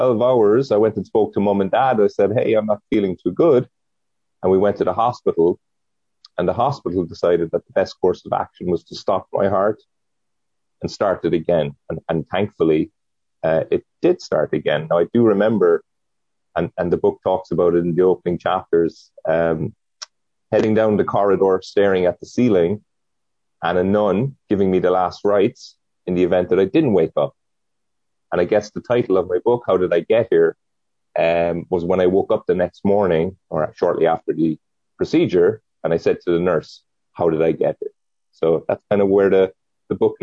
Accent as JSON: {"language": "English", "town": "Cork", "region": "Munster", "country": "Ireland", "tie": "born or raised there", "also_born_or_lived": "San Diego", "moved": "as an adult", "lives_now": "Oceanside, United States", "said": "I was born and raised in Cork, which is in Ireland, in the south of Ireland, and I moved to Oceanside 11 years ago."}